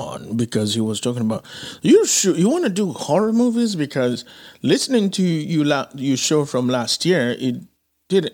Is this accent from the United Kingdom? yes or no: no; Santo Domingo, Dominican Republic; moved away; also born or lived in Haiti; I grew up in Santo Domingo living next to a movie theater.